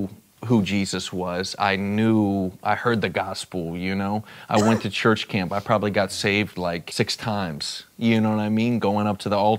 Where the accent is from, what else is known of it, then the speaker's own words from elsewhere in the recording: South Florida, United States; also born or lived in Dallas, Texas; I was born in Dallas, Texas, and moved to South Florida at a young age with my family